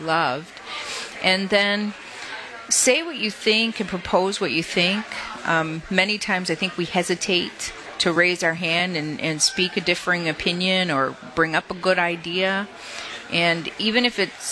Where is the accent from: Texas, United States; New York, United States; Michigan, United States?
Michigan, United States; Detroit; also born or lived in Ypsilanti, Michigan; I was born and raised in Detroit